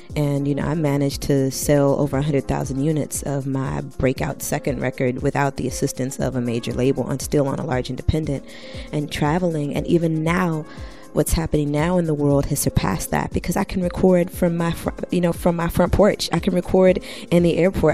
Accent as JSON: {"language": "English", "town": "Washington", "region": "District of Columbia", "country": "United States", "also_born_or_lived": "Ghana (ancestry)", "moved": "yes", "lives_now": "Brooklyn, United States", "said": "I am Ghanaian American by way of Washington, D.C. I live here in BK World with my sweetheart"}